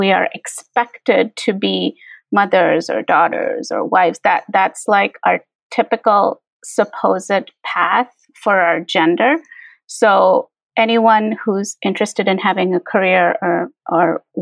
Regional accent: India; now in Chicago, United States; culturally, I'm from India

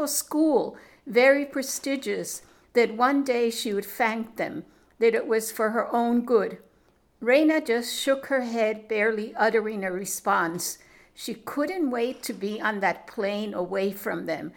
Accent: New York, United States; also born or lived in Colombia; I was raised in New York.

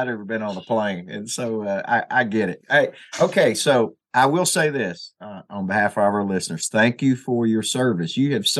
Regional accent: Arkansas, United States; I grew up in Arkansas in a kind of a rural area, so it's all I know.

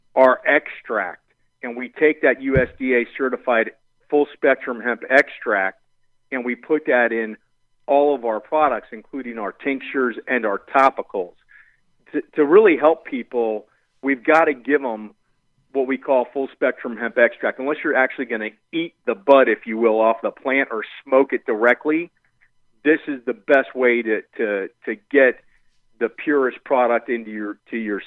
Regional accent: Miami, Florida, United States; I'm originally from Miami, Florida, where my partner, Kyle Chong, we grew up together.

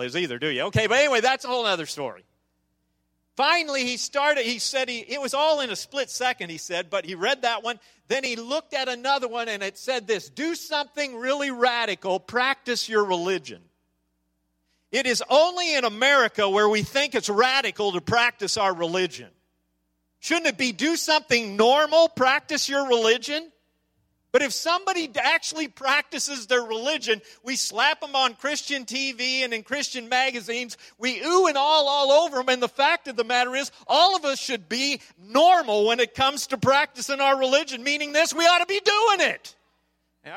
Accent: Nebraska, United States; I'm from Nebraska.

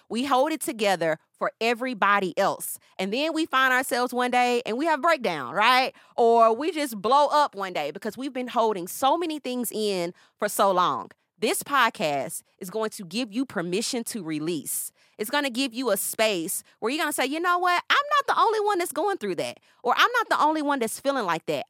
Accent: Nashville, Tennessee, United States; now in Atlanta, United States; I am originally from Nashville. I'm currently living in Atlanta

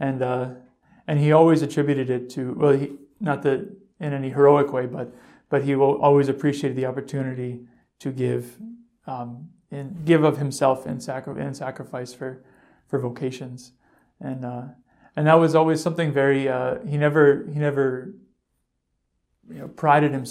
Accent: Eastern Massachusetts, United States; I'm from Eastern Massachusetts

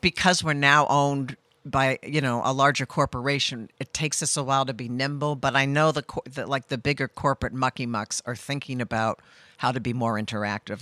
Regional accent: Cape Cod, Massachusetts, United States; moved away as an adult; also born or lived in Oregon; now in Rhode Island, United States; I grew up on the Cape and went to college in Oregon

